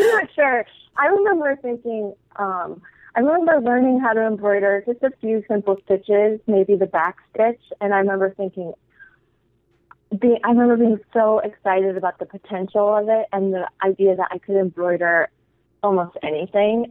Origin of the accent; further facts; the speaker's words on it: Pentwater, Michigan, United States; moved away as an adult; also born or lived in Iowa / Chicago; I'm from West Michigan, from a really small town called Pentwater